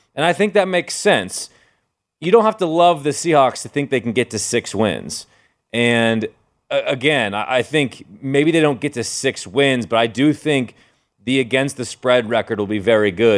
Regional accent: Seattle, Washington, United States; moved away

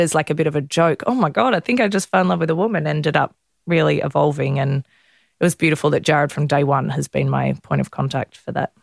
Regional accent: Melbourne, Victoria, Australia; I grew up in Melbourne

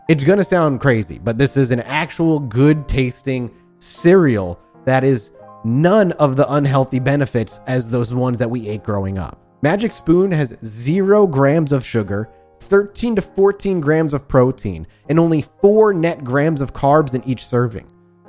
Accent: Rhode Island, United States; Oh, I grew up in Rhode Island.

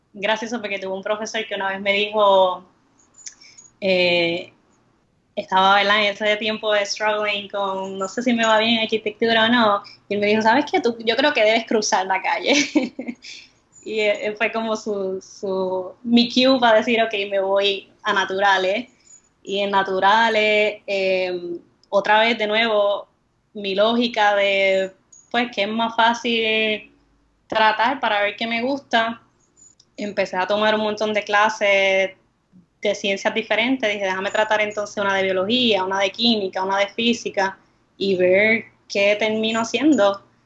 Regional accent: Comerío, Puerto Rico; also born or lived in Río Piedras; crecí en, en Comerío

